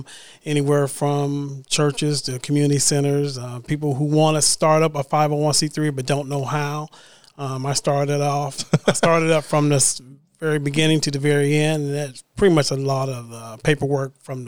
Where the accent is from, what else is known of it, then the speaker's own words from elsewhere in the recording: Columbus, Ohio, United States; also born or lived in California; I am from Columbus, Ohio. Oh, okay. And that's where I'm born and raised. And from there, I have little stops. I stopped in California for a couple years